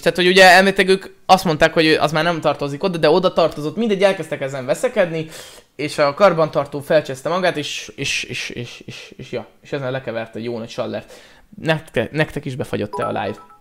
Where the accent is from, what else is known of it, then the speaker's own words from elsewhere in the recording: Pécs, Baranya, Hungary; Pécsi vagyok